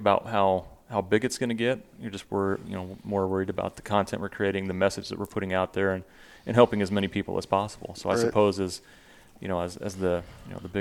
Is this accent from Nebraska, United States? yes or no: yes; Nebraska, United States; my home state of Nebraska is kind of like